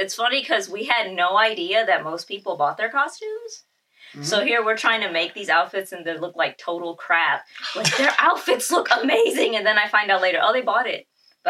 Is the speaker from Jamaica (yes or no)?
no; Hollywood, Florida, United States; also born or lived in Naples / Orange City / Puerto Rico; I grew up in Hollywood, Florida, South Florida, mm-hmm. Naples, other side of South Florida, Orange City. And then I was like 1.5 years when I was in my teens in Puerto Rico.